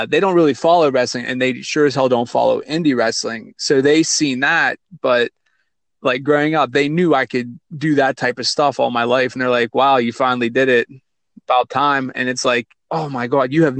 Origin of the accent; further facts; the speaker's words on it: California, Pennsylvania, United States; Little south of Pittsburgh, about 45-minute drive, right around the College of California, University of Pennsylvania.